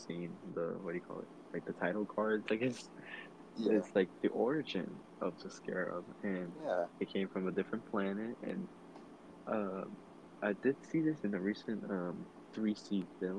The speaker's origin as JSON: {"language": "English", "region": "Texas", "country": "United States", "said": "We're from Texas. You know, Texas."}